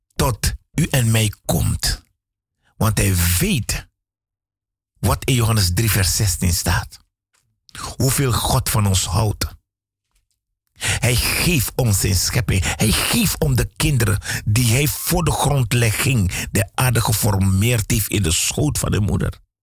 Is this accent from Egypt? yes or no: no; Suriname; moved away; Ik ben een Surinaamse jongen, want ik ben in Suriname geboren.